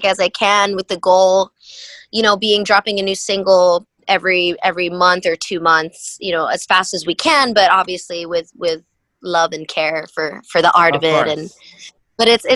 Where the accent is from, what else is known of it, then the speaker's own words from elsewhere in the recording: Kaneohe, Hawaii, United States; moved away as an adult; also born or lived in Houston, Texas / San Diego, California; I grew up in Hawaii